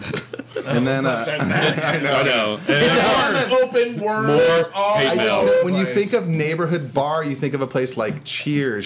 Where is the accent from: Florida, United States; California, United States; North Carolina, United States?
California, United States; Bakersfield; I'm from Bakersfield